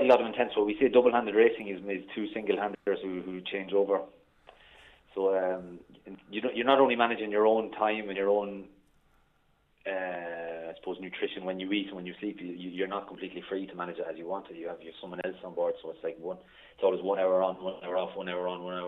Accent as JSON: {"language": "English", "area": "Meath", "region": "Leinster", "country": "Ireland", "tie": "born or raised there", "moved": "as an adult", "lives_now": "France", "said": "where I grew up in Meath"}